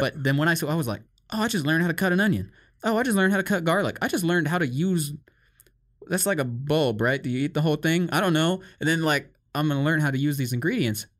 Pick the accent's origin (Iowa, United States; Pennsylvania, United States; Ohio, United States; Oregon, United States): Iowa, United States; growing up in Iowa and America